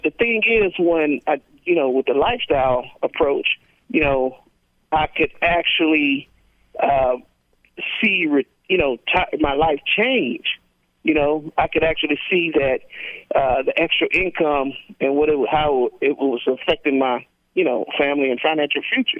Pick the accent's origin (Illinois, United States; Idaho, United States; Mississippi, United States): Mississippi, United States; from Mississippi